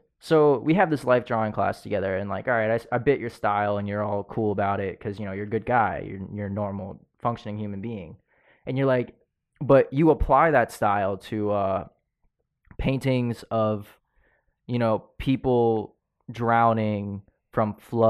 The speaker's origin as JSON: {"language": "English", "country": "Philippines", "said": "I'm Filipino. I could do that."}